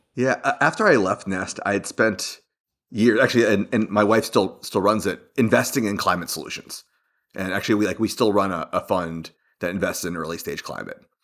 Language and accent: English; Florida, United States; I grew up in Florida.